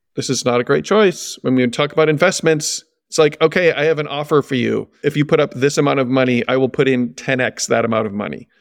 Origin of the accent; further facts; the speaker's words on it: Decorah, Iowa, United States; my hometown